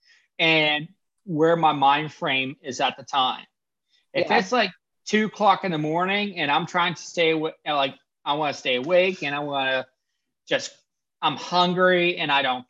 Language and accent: English; Pennsylvania, United States; I grew up in Pennsylvania.